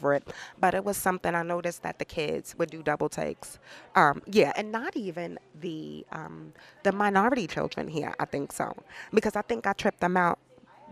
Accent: New York City, New York, United States; moved away as an adult; now in Eagle River, United States; I'm from the Bronx. I'm from New York.

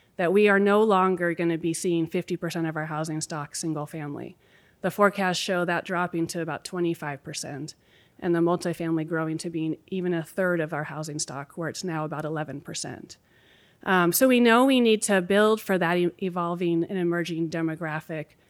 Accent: Anchorage, Alaska, United States; moved away as an adult; also born or lived in Boston / Sacramento; now in Anchorage, United States; two kids born and raised in Anchorage

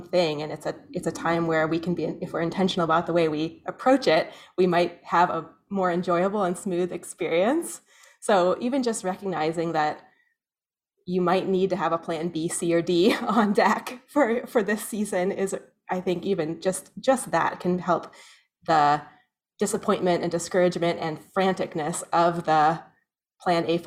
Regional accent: Soldotna, Alaska, United States; also born or lived in Skagway / Valdez / Denali; now in Anchorage, United States; I grew up in Soldotna

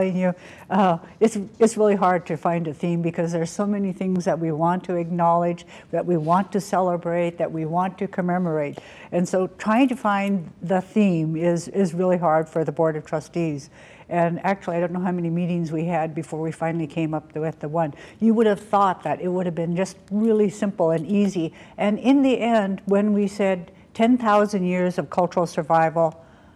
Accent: Klukwan, Alaska, United States; from the House Lord from the Sun in Klokwan

